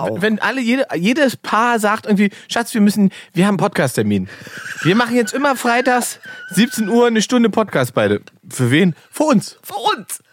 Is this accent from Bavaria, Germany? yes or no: no; Salzwedel, Saxony-Anhalt, Germany; moved away; nach Salzwedel gefahren, wo ich herkomme